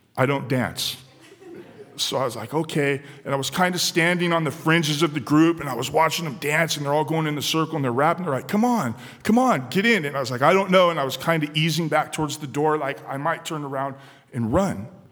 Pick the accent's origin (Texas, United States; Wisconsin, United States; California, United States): California, United States; San Diego; born or raised there